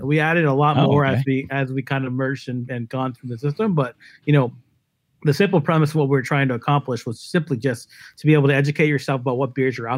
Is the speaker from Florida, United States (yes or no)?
no; the New York area, United States; I'm from the New York area